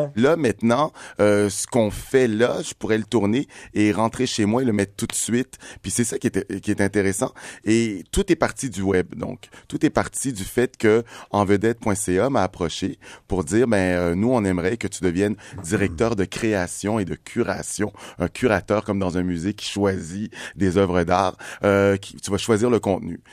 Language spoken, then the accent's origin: French; Quebec, Canada; je venais du Québec